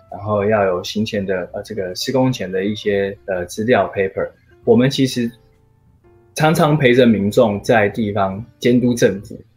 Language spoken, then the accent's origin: Chinese; Taipei, Taiwan; 我是十二岁就住在内湖，然后嗯。我就是内湖长大的小孩